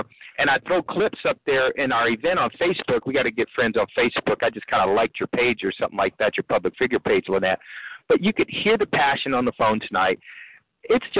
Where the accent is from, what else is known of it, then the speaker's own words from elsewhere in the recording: Midwest, United States; now in Maryland, United States; I'm originally from the Midwest